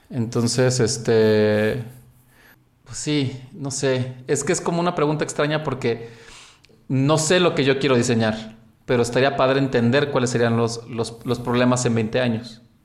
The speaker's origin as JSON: {"language": "Spanish", "country": "Mexico", "said": "en mi país, México"}